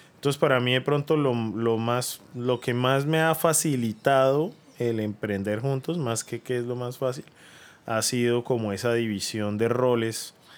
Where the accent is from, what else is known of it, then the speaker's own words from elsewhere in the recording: Bucaramanga, Santander, Colombia; moved away as an adult; yo me fui de Bucaramanga cuando tenía 18 años y volví a los 35, 36 más o menos